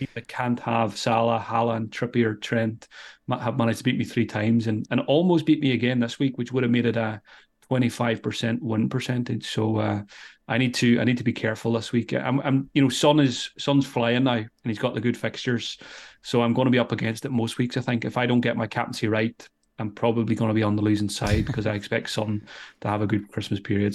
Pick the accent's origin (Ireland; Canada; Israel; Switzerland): Ireland; I'm Irish